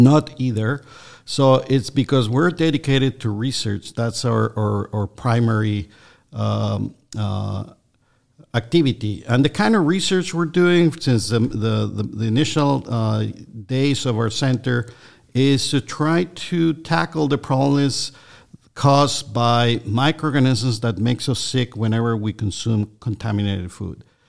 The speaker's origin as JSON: {"language": "English", "country": "Mexico", "tie": "born or raised there", "also_born_or_lived": "Minnesota, United States", "moved": "as an adult", "lives_now": "Georgia, United States", "said": "I'm originally from Mexico"}